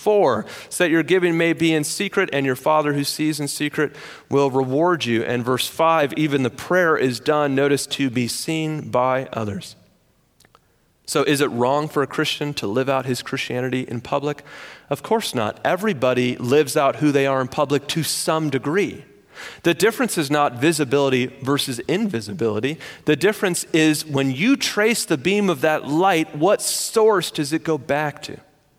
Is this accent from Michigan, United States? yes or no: yes; Michigan, United States; moved away; I'm from Michigan